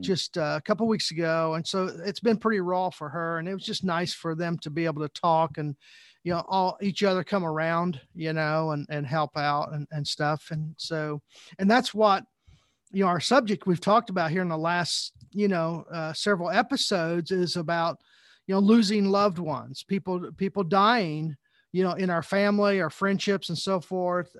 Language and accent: English; Southern Indiana, United States; growing up in Southern Indiana, I was a Indiana Hoosier fan